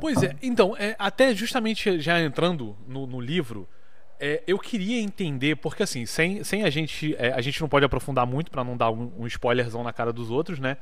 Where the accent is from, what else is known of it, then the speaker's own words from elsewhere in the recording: Rio de Janeiro, Brazil; eu vim do Rio